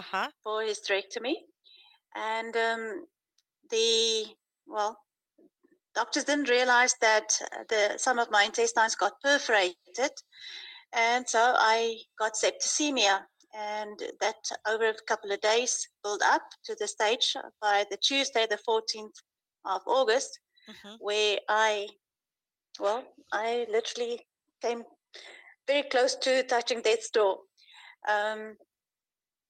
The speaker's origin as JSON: {"language": "English", "country": "South Africa", "moved": "yes", "lives_now": "Uruguay", "said": "I'm from South Africa, but living currently in Uruguay"}